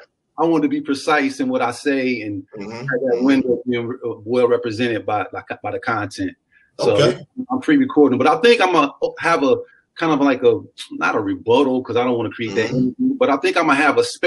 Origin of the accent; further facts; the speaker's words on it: Knoxville, Tennessee, United States; also born or lived in Nashville; I was born in Nashville, Tennessee, in Meharry Hospital, Davidson County, for people who know that. But I didn't live there like long. As soon as I was born, my parents moved to Knoxville